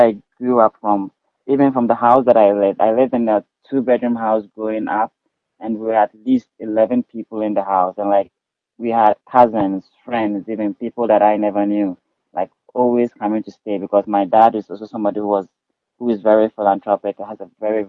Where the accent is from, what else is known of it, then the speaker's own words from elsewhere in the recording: Ghana; moved away as an adult; now in Reno, United States; Yes, I'm from Ghana, West Africa.